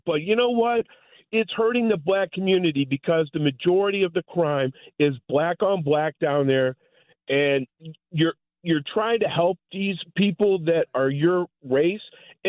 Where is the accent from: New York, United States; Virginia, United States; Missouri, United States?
Missouri, United States; St. Louis; a St. Louisan who was born and raised in Louisville Avenue, went to Dewey Elementary, and have been here my whole life.